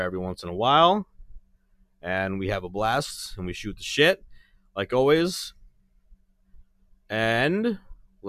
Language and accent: English; New York, United States; I'm from New York